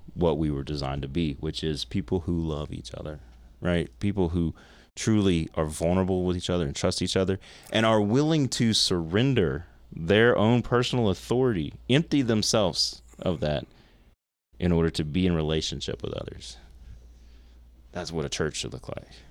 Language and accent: English; United States